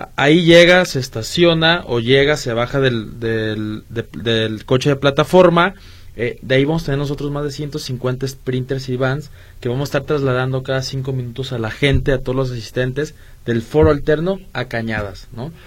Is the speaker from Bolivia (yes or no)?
no; Guadalajara, Jalisco, Mexico; los que somos de Guadalajara